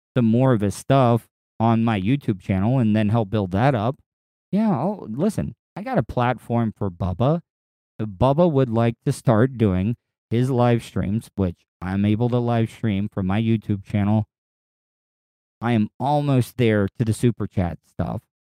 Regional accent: the South, United States; now in Florida, United States; they looked down on me as a Southerner

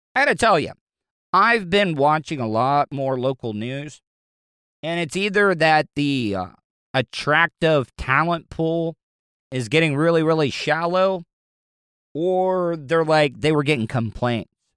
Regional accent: the South, United States; I grew up in the South all my life

